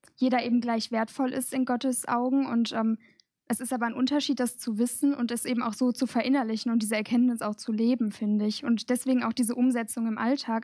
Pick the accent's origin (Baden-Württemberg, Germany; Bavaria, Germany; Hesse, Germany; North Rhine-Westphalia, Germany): North Rhine-Westphalia, Germany; Gelsenkirchen; ich komme aus Gelsenkirchen, also auch ganz aus der Nähe